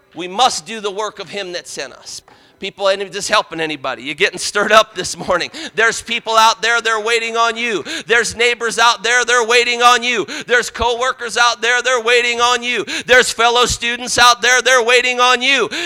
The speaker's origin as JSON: {"language": "English", "town": "Parma", "region": "Ohio", "country": "United States", "tie": "born or raised there", "said": "I grew up outside of Cleveland in Parma, Parma, Ohio"}